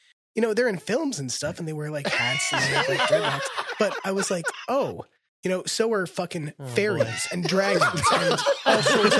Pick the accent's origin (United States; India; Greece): United States; West Virginia; I'm from West Virginia.